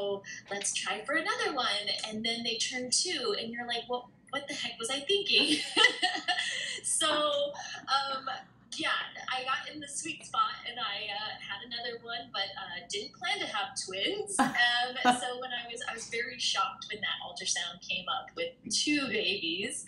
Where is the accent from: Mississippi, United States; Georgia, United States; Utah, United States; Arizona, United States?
Arizona, United States; I'm from Arizona